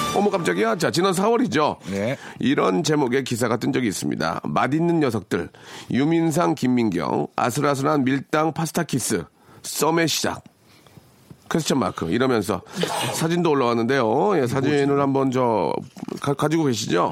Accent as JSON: {"language": "Korean", "town": "Jeonju", "region": "North Jeolla", "country": "South Korea", "tie": "born or raised there", "said": "제 고향이거든요."}